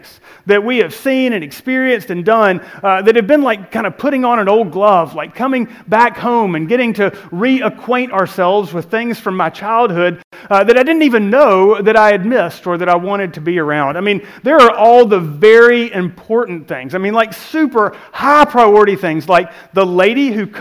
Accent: Lee County, Alabama, United States; I was born and raised in Lee County. I grew up here

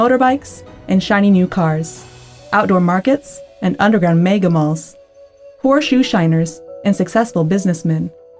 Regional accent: Pacific Northwest, United States; moved away as an adult; now in Dragon City (pseudonym), Southeast Asia; We're originally from the Pacific Northwest in America. But since 2019, our family has been serving as missionaries in Southeast Asia at the Sanim Project. We live in Dragon City, a capital city bustling

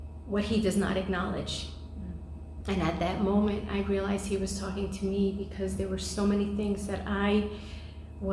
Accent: New York City, New York, United States; I grew up in New York City, and I grew up in a family that were not believers.

